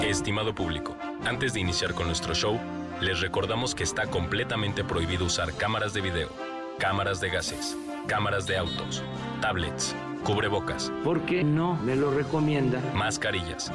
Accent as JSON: {"language": "Spanish", "town": "Monterrey", "region": "Nuevo León", "country": "Mexico", "moved": "yes", "said": "Soy de Monterrey, soy regio."}